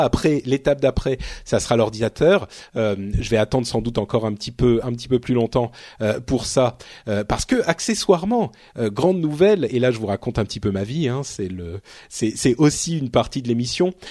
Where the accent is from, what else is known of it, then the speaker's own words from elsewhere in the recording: Paris, Île-de-France, France; je suis un Parisien, Parisien né. Je suis un Parigo tête de veau